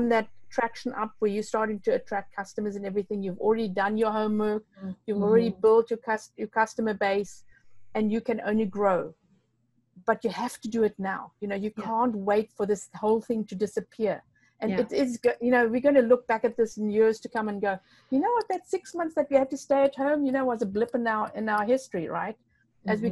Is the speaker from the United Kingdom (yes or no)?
no; Namibia; English is a second language; I'm from Namibia, so it's a bit strange, you know. So I've got like three languages, I think about four languages.